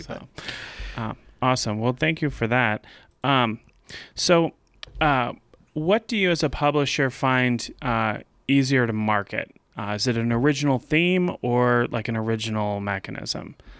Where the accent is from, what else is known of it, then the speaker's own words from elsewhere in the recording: Louisiana, United States; moved away; I was raised in Louisiana